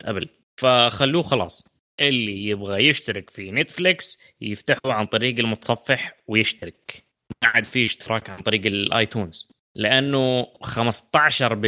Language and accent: Arabic; southwest Saudi Arabia, Saudi Arabia; عندنا في الجنوب